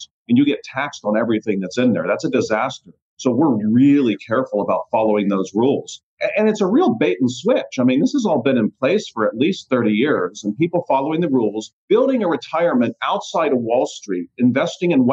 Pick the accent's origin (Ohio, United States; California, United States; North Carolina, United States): Ohio, United States; Youngstown; moved away as an adult; also born or lived in Columbus, Ohio; now in Puerto Rico; I grew up in Youngstown, moved to Columbus, been down in Puerto Rico for about 3 years now